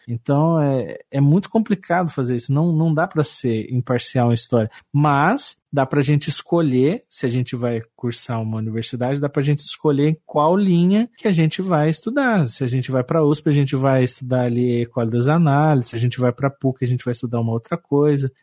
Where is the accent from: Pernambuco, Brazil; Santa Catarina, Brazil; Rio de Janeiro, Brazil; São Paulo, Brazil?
São Paulo, Brazil; aqui a gente é de São Paulo aqui